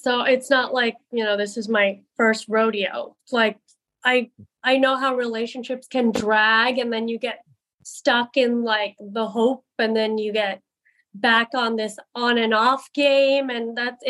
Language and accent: English; India; my show right now is just about, you know, getting married and being Indian.